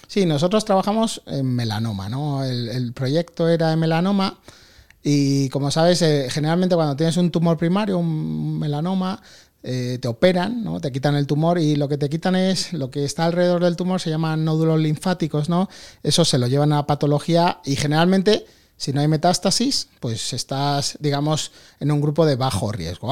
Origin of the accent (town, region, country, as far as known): Madrid, Community of Madrid, Spain; born or raised there; also born or lived in New York, United States